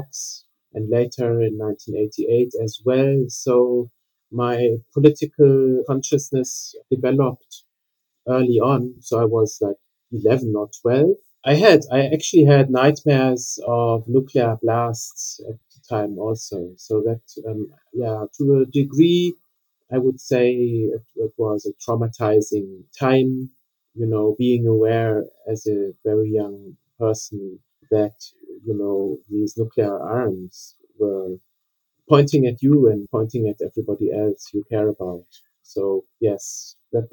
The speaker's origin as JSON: {"language": "English", "country": "Germany", "tie": "born or raised there", "also_born_or_lived": "Cape Town, South Africa", "said": "I was born in Cape Town in South Africa. My parents were German and moved to South Africa for business reasons. So that's why I was lucky to be born there. But my family moved back when I was at the age of 6 to Western Germany at the time"}